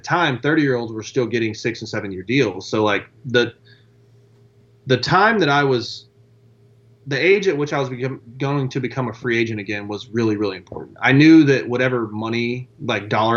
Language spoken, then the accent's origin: English; Beaumont, Texas, United States; I was a kid from Beaumont, Texas with a plumber and a teacher's aide as a, you know, as, yeah, parent